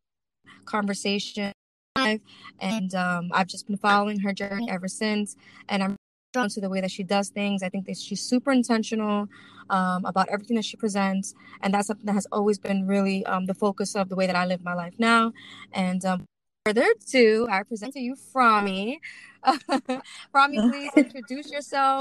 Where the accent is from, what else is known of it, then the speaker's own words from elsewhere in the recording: New York City, New York, United States; now in New Jersey, United States; I'm born and raised in Brooklyn, East New York